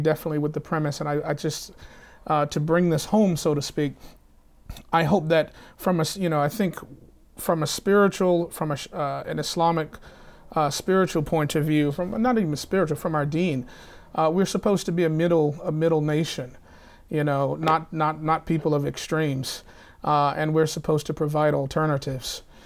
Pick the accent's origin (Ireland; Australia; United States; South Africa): United States; the South; I come from the South